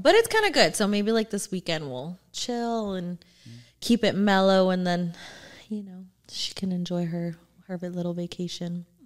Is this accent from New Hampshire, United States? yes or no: no; Orange County, California, United States; also born or lived in Norwalk; I grew up in Orange County